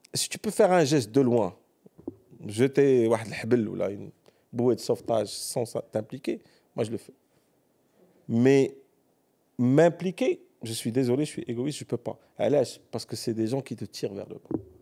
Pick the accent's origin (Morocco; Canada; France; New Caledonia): Morocco; also born or lived in United States; en tant que Marocain